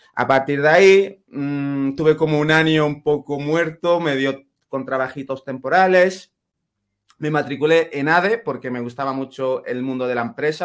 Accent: Ceuta, Spain; first language Spanish; moved away as an adult; now in Granada, Spain; en mi caso somos, de Ceuta

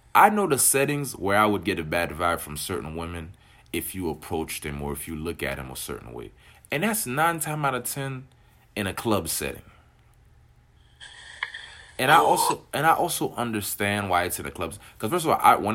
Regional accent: Miami, Florida, United States; also born or lived in Haiti; Growing up in Miami

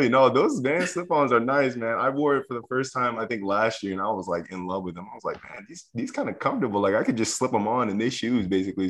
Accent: Southern California, United States; moved away; I grew up in Southern California

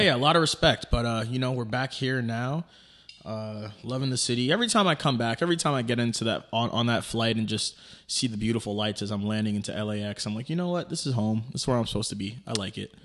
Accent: New York City, New York, United States; moved away; it's in Queens, New York, my hometown, Fresh Meadows, probably like ten minutes away from my childhood home

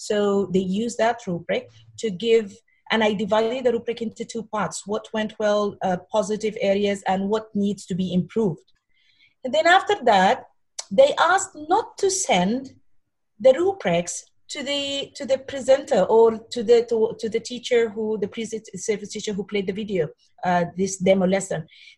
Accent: Sudan; moved away as an adult; now in Bahrain; This is my fifth year in Bahrain, and it's the same culture, which is not found in my hometown, which in Sudan.

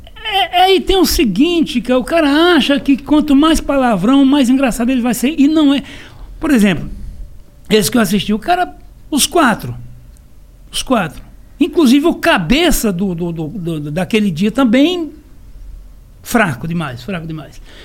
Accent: Serra Talhada, Pernambuco, Brazil; eu sou de Serra Talhada, Pernambuco

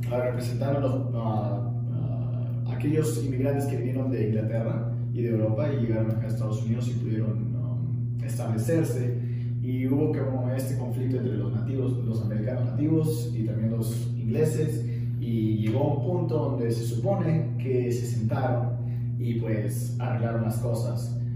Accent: Peru; now in United States; Como peruanos

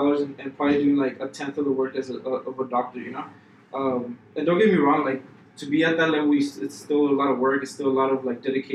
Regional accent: El Paso, Texas, United States; I was born and raised here in El Paso all my life

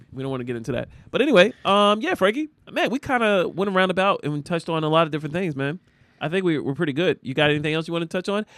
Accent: United States; we as American citizens

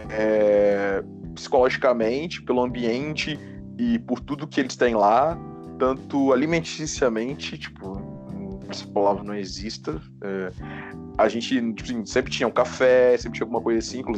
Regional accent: Minas Gerais, Brazil; now in São Paulo, Brazil; eu vim de Minas, fui para São Paulo, então.

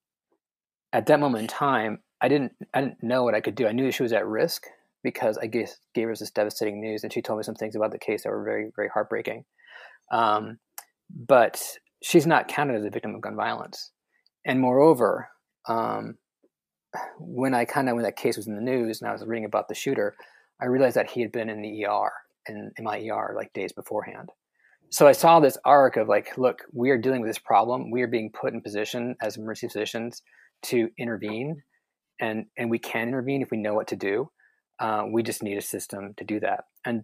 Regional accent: Chicago, Illinois, United States; moved away; I'm from Chicago

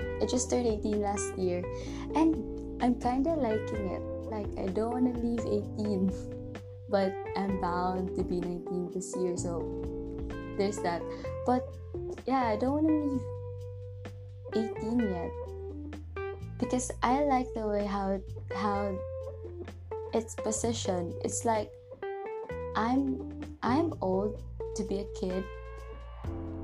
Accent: Toledo, Central Visayas, Philippines; also born or lived in Carcar City, Cebu; I'm not from Cebu City, but I'm from Cebu. So I'm from the city called Toledo.

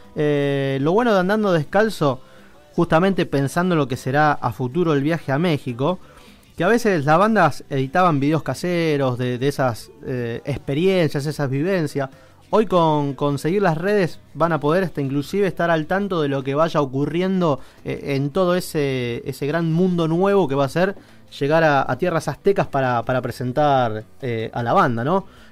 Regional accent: Rosario, Santa Fe, Argentina; para los que somos del interior de Rosario

